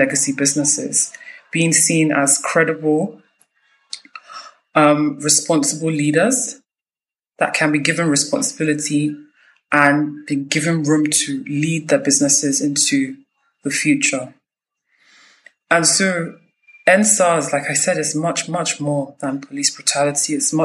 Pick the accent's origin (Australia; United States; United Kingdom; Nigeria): Nigeria; I'm from Nigeria.